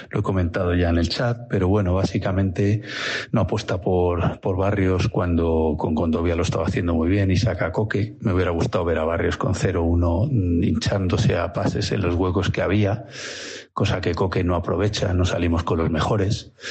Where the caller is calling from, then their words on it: Villanueva de la Cañada, Community of Madrid, Spain; de Villanueva de la Cañada.